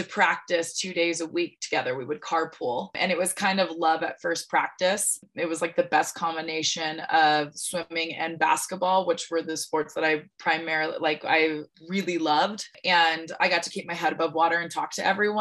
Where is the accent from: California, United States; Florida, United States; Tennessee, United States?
California, United States; Santa Ynez; I was born and raised in Santa Barbara, California, actually a little town inland from there called San Ynez